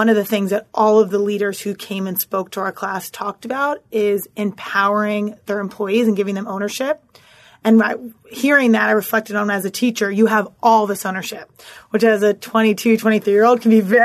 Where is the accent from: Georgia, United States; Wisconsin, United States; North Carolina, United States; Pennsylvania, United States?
Pennsylvania, United States; Philadelphia; moved away as an adult; also born or lived in New York City; born and raised in Philadelphia